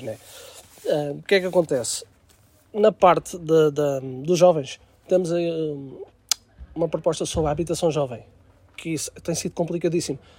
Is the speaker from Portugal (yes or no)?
yes; Aveiras de Cima, Lisbon, Portugal; sou de Aveiras de Cima, uh, nascido e criado em Aveiras